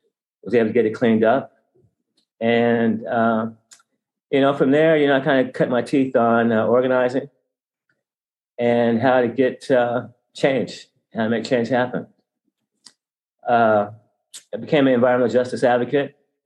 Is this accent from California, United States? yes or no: yes; Pasadena, California, United States; Well, I was born and raised in Pasadena. I went to local schools, graduated from John Muir High School, and I went to PCC